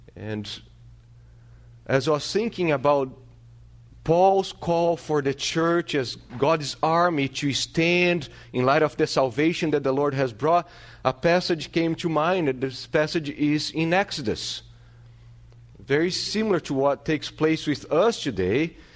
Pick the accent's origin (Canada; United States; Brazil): Brazil; moved away; growing up in Brazil, in my city